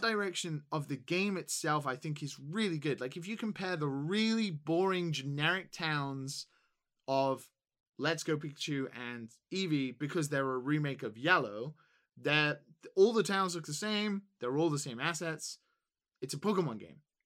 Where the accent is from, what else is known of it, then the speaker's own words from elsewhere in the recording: England, United Kingdom; as an English person